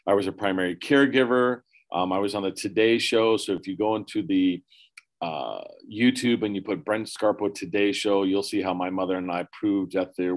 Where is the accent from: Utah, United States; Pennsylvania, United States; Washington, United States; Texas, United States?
Pennsylvania, United States; moved away as an adult; also born or lived in California / Erie, Pennsylvania; I was born in California, raised in Pennsylvania. My parents divorced when I was 4, so we moved back to Pennsylvania.